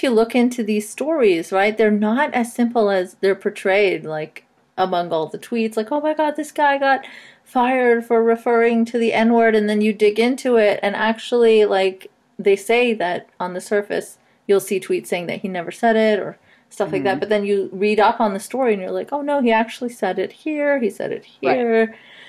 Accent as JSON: {"language": "English", "country": "Saudi Arabia", "tie": "born or raised there", "said": "growing up in Saudi Arabia, I can tell you that at best, you don't know anything about anti-Semitism. At worst, you are, you know, raised in it."}